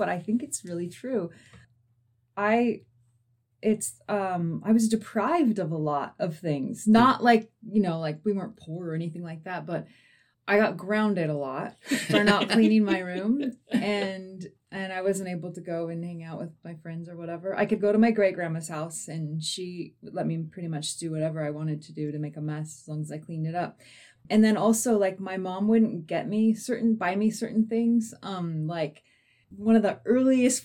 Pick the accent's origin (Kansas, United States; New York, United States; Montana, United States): Montana, United States; Ennis; Grew up in Ennis, Montana. Fly fishing, ranching community.